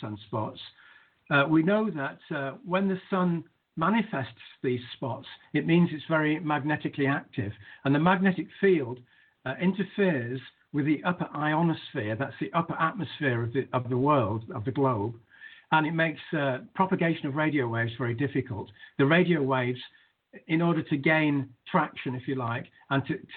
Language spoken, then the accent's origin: English; Manchester, North West England, United Kingdom; where I grew up in Manchester